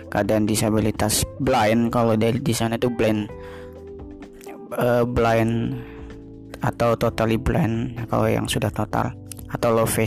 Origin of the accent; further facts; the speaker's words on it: Depok, West Java, Indonesia; born there; uh, lahir di Depok tanggal 27 April ya 1998